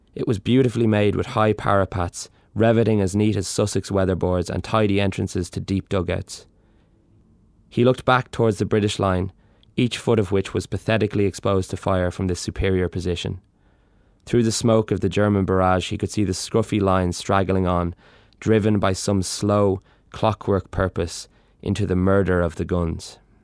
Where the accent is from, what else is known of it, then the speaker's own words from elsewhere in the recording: Dublin, Leinster, Ireland; growing up in Dublin